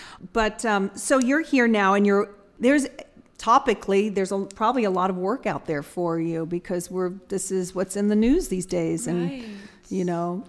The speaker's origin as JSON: {"language": "English", "town": "Atlanta", "region": "Georgia", "country": "United States", "also_born_or_lived": "England", "moved": "yes", "said": "I'm from Atlanta, and in Atlanta, in the city that I'm from, it's more of a different accent. You go 20 miles into the country, it's a completely different accent."}